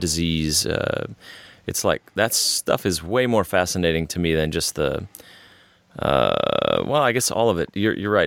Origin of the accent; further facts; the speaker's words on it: Texas, United States; growing up in Texas, uh, my family spent half their time on the Gulf Coast because that's where one part was from, and half the time in Central Texas